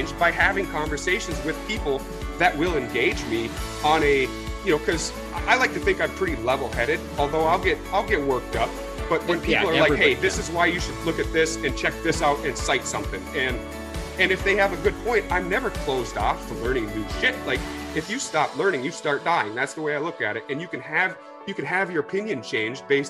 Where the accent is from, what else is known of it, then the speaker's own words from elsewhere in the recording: Minnesota, United States; I'm a Yank, born and raised in Minnesota